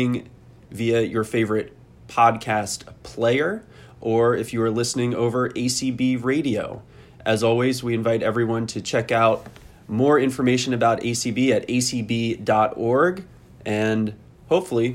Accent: East Coast, Mid-Atlantic, United States; growing up on the East Coast in the Mid-Atlantic

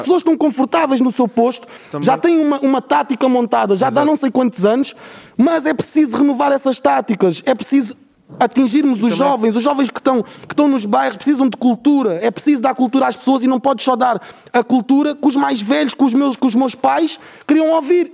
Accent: Cascais, Lisbon, Portugal; as nossas festas de Cascais, que são as minhas festas de eleição, porque são na minha terra, são na minha zona, eu sempre frequentei, desde miúdo

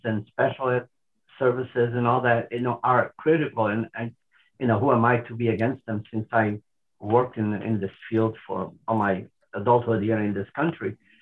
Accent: Portugal; moved away as an adult; also born or lived in Lisbon; now in United States; I grew up in Portugal.

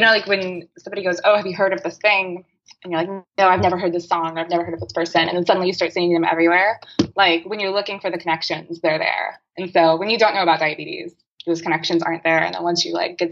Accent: Southern California, United States; now in Texas, United States; I am originally from Southern California. I live in Texas now

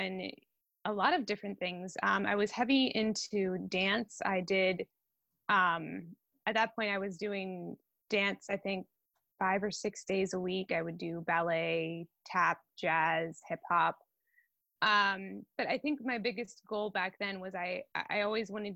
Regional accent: Hummelstown, Pennsylvania, United States; I am from Hummelstown, Pennsylvania. It's a little town about 5 minutes from Hershey

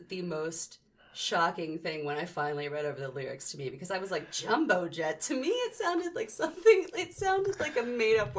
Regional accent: United States; accent: American; my American accent

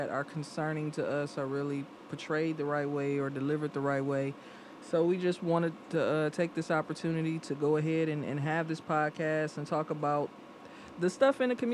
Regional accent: Detroit, Michigan, United States; I'm from Detroit

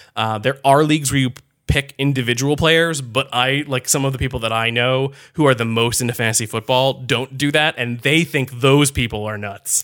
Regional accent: Connecticut, United States; I grew up in Connecticut.

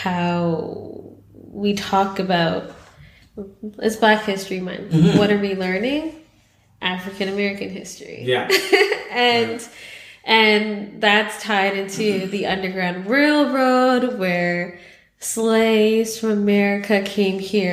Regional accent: Canada; we're Canadian

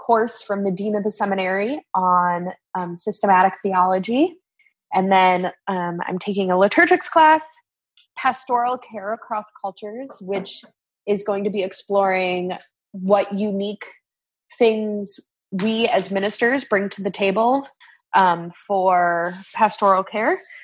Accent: South Dakota, United States; moved away as an adult; also born or lived in Sioux Falls; now in Northern Virginia, United States; growing up in South Dakota, I was very, very used to having a high indigenous population in the church

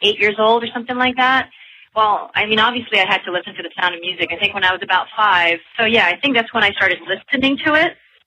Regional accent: Manila, Metro Manila, Philippines; also born or lived in London; I just kept on working pretty much in Manila, which is where I'm from

